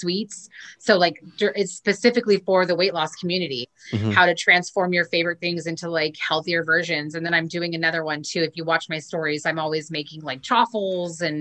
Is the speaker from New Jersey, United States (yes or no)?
no; Orange County, California, United States; moved away as an adult; now in Long Beach, United States; I was born and raised in Orange County and moved to Long Beach.